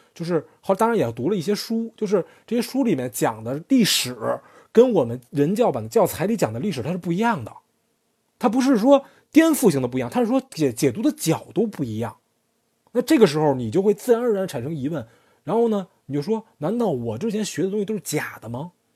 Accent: China; 我们中国人对于营销或广告的一些看法

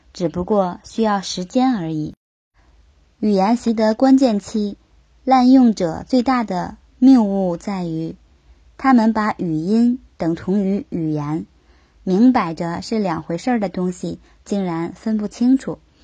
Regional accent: Yanbian Korean Autonomous Prefecture, Jilin, China; 我的老家吉林省延边朝鲜族自治区，在那里很多人都能够同等熟练地使用中文和韩文，两个完全不同语系的语言

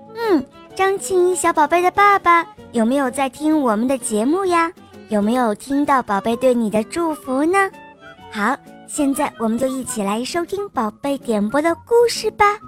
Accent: Jiangxi, China; 今年七岁了，我来自江西

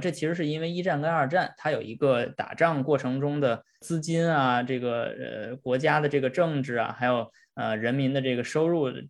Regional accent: China; 我们中国人

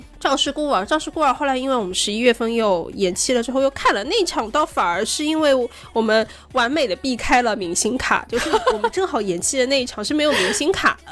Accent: China; 我们中国人眼中的鲁迅先生的这个形象

